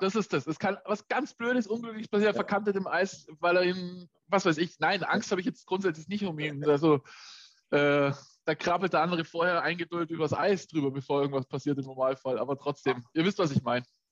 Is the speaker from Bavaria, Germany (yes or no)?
yes; Augsburg, Bavaria, Germany; als Augsburger